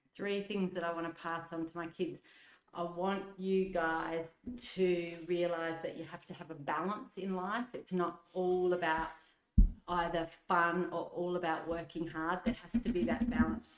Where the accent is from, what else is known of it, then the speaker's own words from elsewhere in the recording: Adelaide, South Australia, Australia; I grew up in the southern suburbs of Adelaide